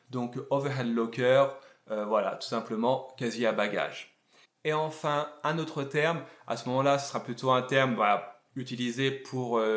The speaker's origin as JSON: {"language": "French", "country": "France", "said": "Et je le dis alors que je suis français et qu'on est donc le roi."}